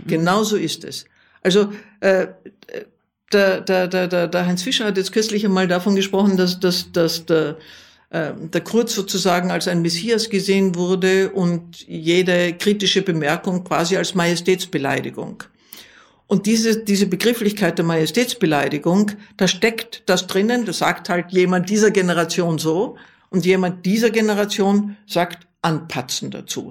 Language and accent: German; Vienna, Austria; jetzt spreche ich als Wienerin